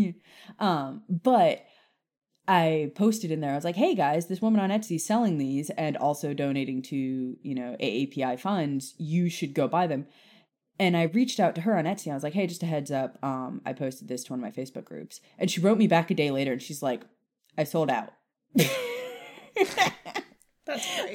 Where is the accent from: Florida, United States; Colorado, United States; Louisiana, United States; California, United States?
Florida, United States; Key West; now in Nashville, United States; I grew up in Key West